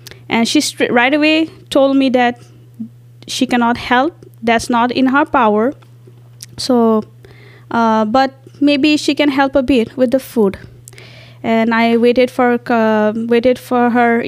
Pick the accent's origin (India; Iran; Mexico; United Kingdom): India; moved away as an adult; now in Mankato, United States; I'm an international student and I'm from India.